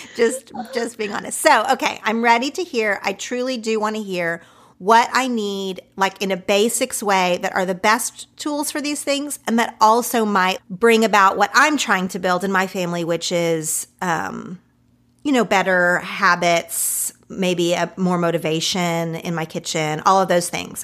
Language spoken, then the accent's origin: English; Oklahoma, United States; now in Los Angeles, United States; the type of food that I grew up with in Oklahoma